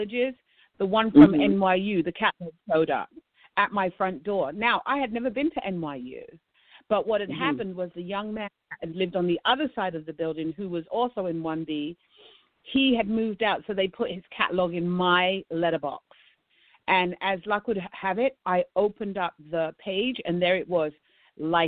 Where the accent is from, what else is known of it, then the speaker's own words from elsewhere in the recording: London, United Kingdom; moved away as an adult; now in United States; I'm a South London girl